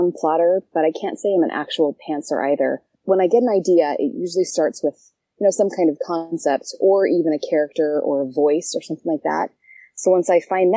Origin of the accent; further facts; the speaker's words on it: Canada; moved away as an adult; also born or lived in Brazil / Israel / American South / Utah; now in United States; I am from Canada originally, moved to the States when I went to college